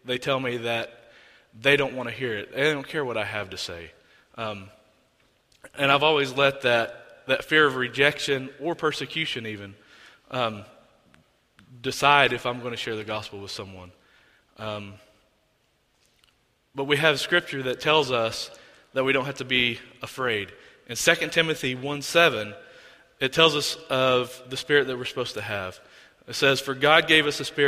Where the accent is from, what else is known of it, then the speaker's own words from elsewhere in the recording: Oklahoma, United States; I'm from Oklahoma